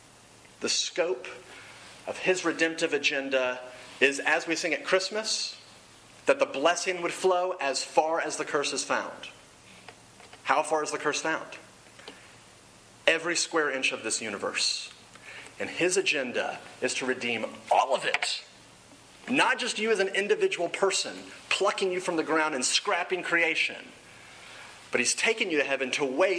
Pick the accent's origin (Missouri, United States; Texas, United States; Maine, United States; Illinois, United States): Texas, United States; Dallas; moved away as an adult; also born or lived in Oklahoma; I grew up in Dallas, Texas, went to school in Oklahoma